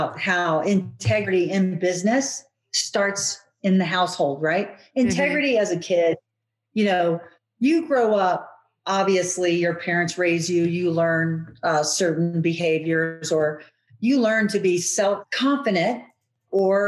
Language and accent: English; United States; we're American